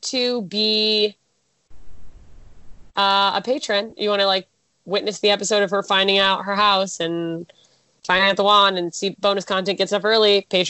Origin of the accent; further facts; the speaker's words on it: Detroit, Michigan, United States; you're from Detroit? I'm from Detroit.